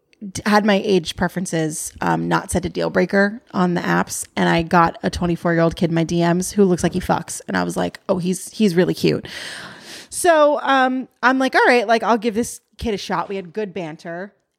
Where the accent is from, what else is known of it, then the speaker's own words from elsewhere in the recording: New York, United States; born there; I was born in New York, asshole.